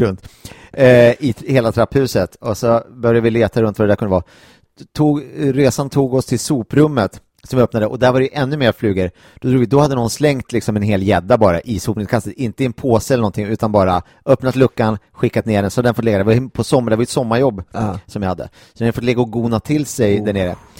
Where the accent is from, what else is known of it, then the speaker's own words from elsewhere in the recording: Gimo, Uppsala County, Sweden; på eh, Östermalmshem i Gimo, eh, där jag kommer ifrån